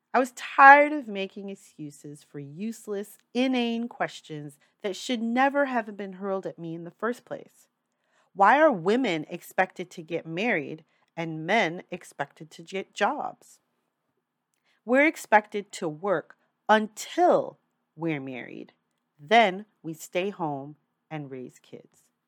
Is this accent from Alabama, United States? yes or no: no; New York City, New York, United States; I'm a New Yorker for life. I've moved a lot in my time, but New York City is home. That means I've grown up with diverse people around me all my life